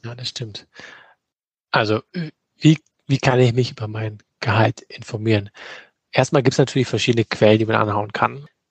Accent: Germany; bei uns in Deutschland

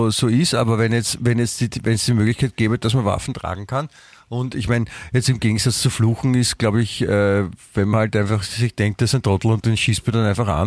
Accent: Germany; Ich, ich meine, ich bin Deutscher, ja?

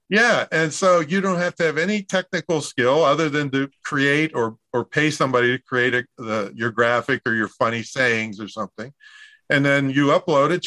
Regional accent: Claysville, Pennsylvania, United States; moved away; It's it's Claysville, Pennsylvania

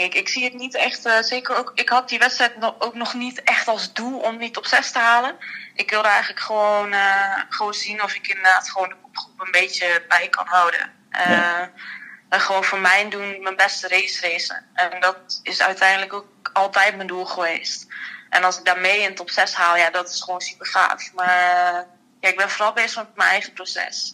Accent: Netherlands; wij als Nederlanders

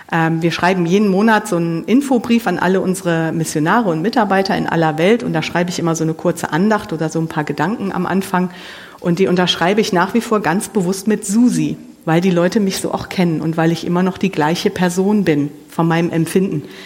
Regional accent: Mönchengladbach, North Rhine-Westphalia, Germany; moved away as an adult; now in Siegerland, Germany; ich komme hier aus Mönchengladbach, ich bin hier groß geworden

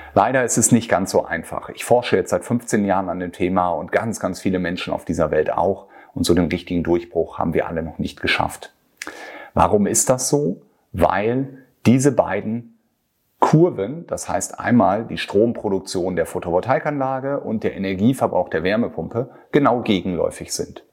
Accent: Germany; bei uns in Deutschland

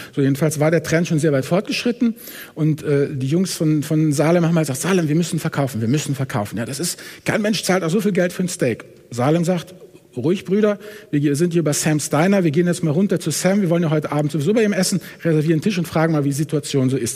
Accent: Hamburg, Germany; Ich komme ja aus Hamburg

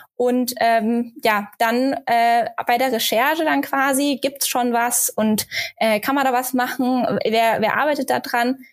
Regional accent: Germany; Bei uns in Deutschland

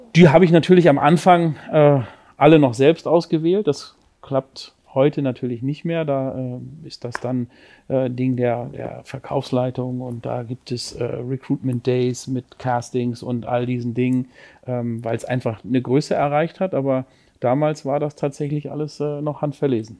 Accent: Lübeck, Schleswig-Holstein, Germany; born or raised there; now in Cologne, Germany

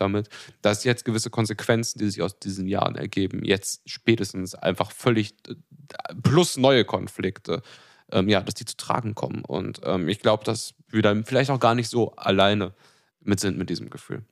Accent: Germany; als Deutsche

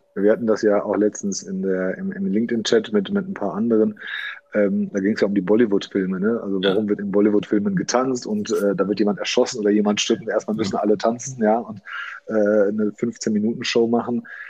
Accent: Hagen, North Rhine-Westphalia, Germany; Ich bin hier geboren in Hagen.

